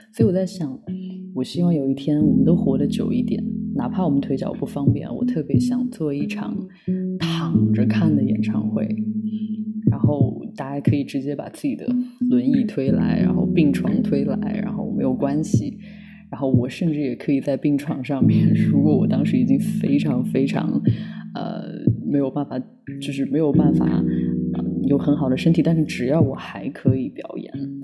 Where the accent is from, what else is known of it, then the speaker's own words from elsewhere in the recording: Lanzhou, Gansu, China; accent: Lanzhou dialect; 在我们兰州话里面就是美女的意思